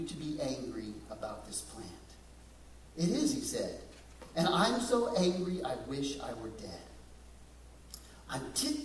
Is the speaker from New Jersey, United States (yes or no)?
no; West Texas, United States; growing up in West Texas